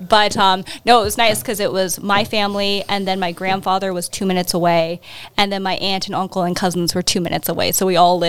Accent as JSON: {"language": "English", "town": "Fairbanks", "region": "Alaska", "country": "United States", "tie": "born or raised there", "moved": "as an adult", "lives_now": "Anchorage, United States", "said": "no, I'm born and raised in Fairbanks, but I've lived in Anchorage for 12 years now."}